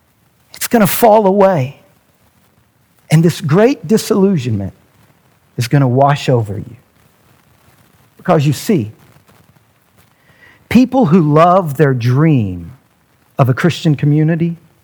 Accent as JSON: {"language": "English", "country": "United States", "said": "being an American"}